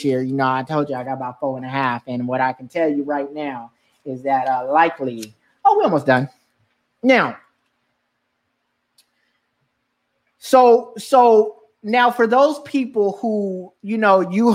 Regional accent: California, United States; now in New York, United States; I grew up in California

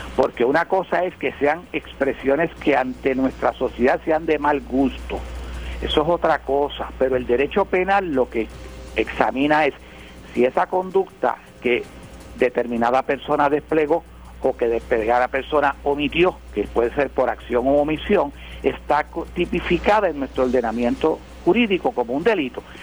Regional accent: Puerto Rico

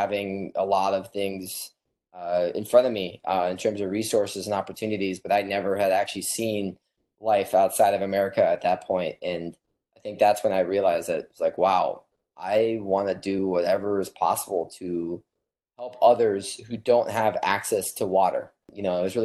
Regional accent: Los Angeles, California, United States; I had the fortune to be born in Los Angeles, and I grew up on the Pacific Ocean.

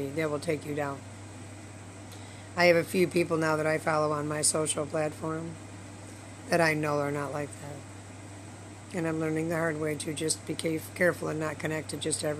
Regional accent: Michigan, United States; I was in Michigan.

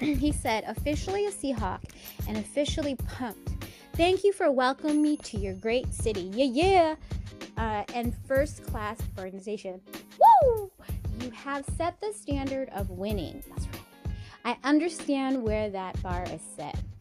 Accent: Seattle, Washington, United States; Paul Allen, who historically is part of my hometown and did so much for the communities in Seattle

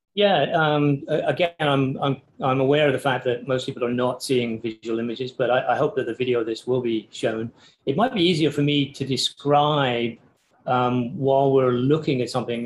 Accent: Cornwall, South West England, United Kingdom; moved away; theoretically, in the southwest of England, uh, so the little peninsula that juts out into the Pacific below Wales, a place called Cornwall.

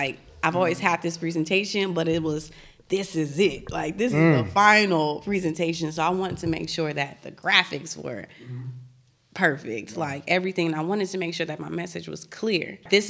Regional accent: Marin City, California, United States; also born or lived in San Francisco; Born in the city, but okay. raised in Marin City.

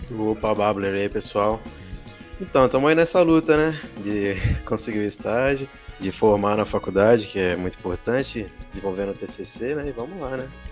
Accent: São Paulo, Brazil; now in Poços de Caldas, Brazil; eu sou de São Paulo, na verdade, vim morar em Poços de Caldas por motivos pessoais

